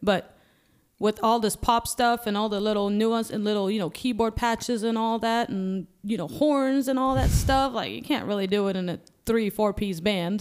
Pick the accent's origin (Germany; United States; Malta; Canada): Malta; moved away; Yeah, I'm from Malta, so it's in Europe